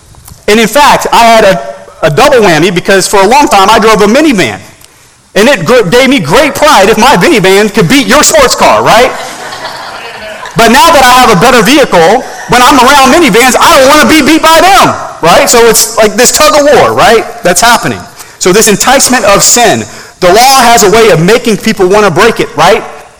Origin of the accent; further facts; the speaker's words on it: Turkey; growing up in Turkey, we would travel to Germany for vacation every once in a while